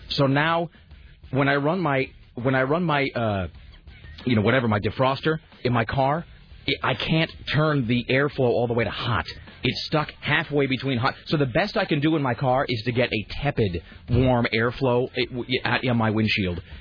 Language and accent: English; United States; I'm an American.